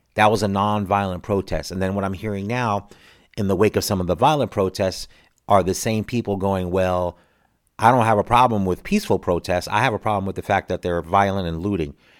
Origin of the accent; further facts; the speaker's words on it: United States; one American